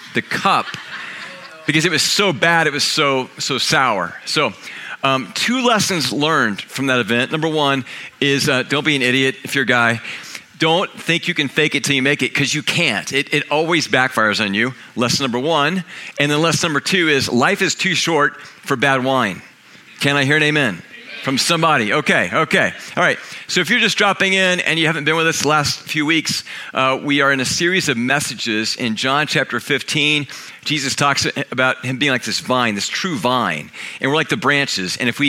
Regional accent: Kansas, United States; moved away; I'm from Kansas

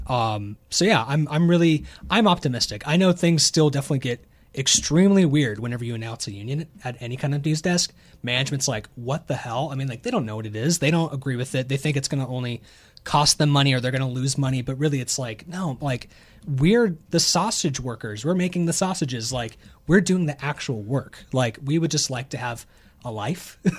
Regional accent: the South, United States; I'm from the South

